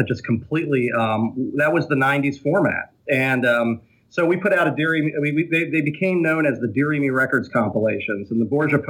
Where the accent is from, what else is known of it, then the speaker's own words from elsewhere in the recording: Cincinnati, Ohio, United States; also born or lived in Anderson Township, Ohio; Well, I actually started off in Forest Park. I was raised in Forest Park, and once my parents got a divorce, I moved like three times before I wound up in Anderson Township.